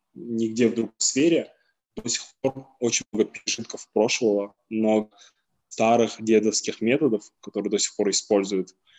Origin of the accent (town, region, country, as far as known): Kazakhstan